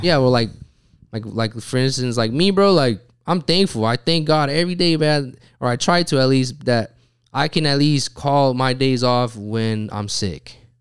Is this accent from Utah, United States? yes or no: yes; Utah, United States; I'm from Utah